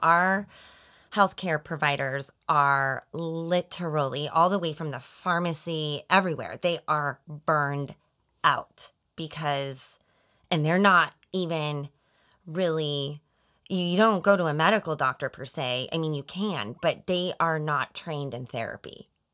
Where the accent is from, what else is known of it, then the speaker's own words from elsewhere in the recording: Colorado, United States; moved away as an adult; also born or lived in Arizona; now in Overland Park, Kansas, United States; I was born and raised in Colorado